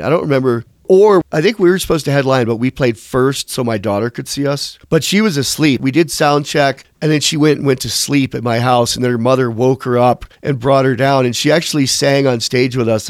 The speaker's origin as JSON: {"language": "English", "town": "Westfield", "region": "New York", "country": "United States", "tie": "born or raised there", "also_born_or_lived": "Chautauqua, New York / Mayville, New York / Jamestown, New York", "moved": "yes", "said": "was born in Westfield, New York, and my parents had a store in Chautauqua, New York, and I lived a little while in Mayville, New York with my dad after my parents divorced, and I, I went to college in Jamestown, New York"}